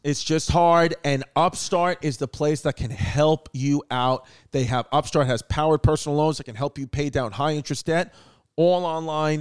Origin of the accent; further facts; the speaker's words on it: New York City, New York, United States; growing up in New York City